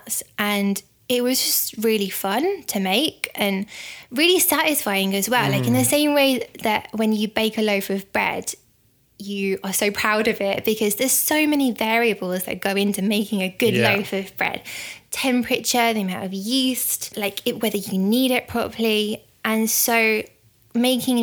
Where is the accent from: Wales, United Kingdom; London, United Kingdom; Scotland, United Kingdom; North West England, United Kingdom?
North West England, United Kingdom; the Wirral; moved away; I'm from the Wirral originally